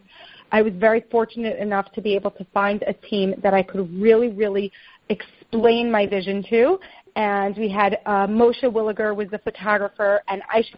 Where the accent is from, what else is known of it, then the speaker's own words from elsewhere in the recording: Long Island, New York, United States; moved away as an adult; now in Israel; Yeah, I was born in New York. I grew up in Long Island.